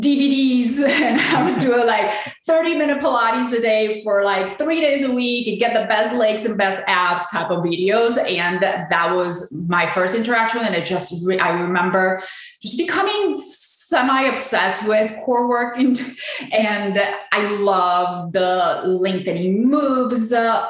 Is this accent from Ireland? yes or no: no; Puerto Rico; now in Chicago, United States; So I am originally from Puerto Rico. I lived in Chicago most of my life, and I actually have been active in fitness for about 15 years now.